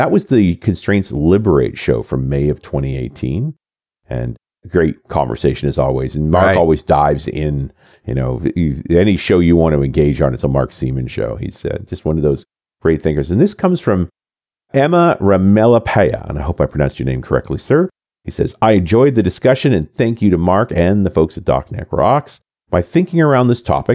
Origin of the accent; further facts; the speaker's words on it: Canada; I'm a Canadian